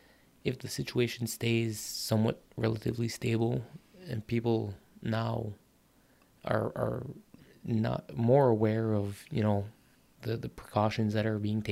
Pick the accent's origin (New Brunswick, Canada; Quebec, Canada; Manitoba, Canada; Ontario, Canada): New Brunswick, Canada; Bathurst; Nipisiguit River. My hometown river